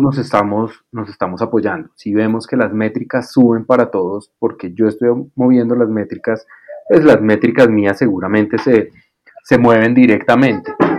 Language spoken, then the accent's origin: Spanish; Colombia; para mí como colombiano